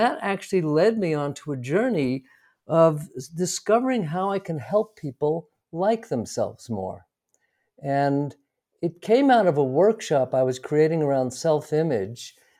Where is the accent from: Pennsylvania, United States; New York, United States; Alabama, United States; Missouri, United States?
New York, United States; New York City; now in Santa Fe, United States; Well, I'm from New York City originally. I now live in Santa Fe, New Mexico for the past 20 odd years.